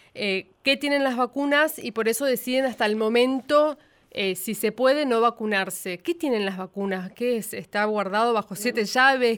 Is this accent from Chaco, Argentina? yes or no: yes; Presidencia Roque Sáenz Peña, Chaco, Argentina; moved away as an adult; now in Buenos Aires, Argentina; yo vengo de Sespeña, Chaco, venía a Buenos Aires con todos esos miedos